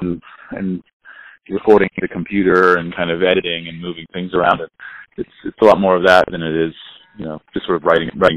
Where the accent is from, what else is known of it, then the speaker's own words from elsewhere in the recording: near Monterey, California, United States; I grew up just down the road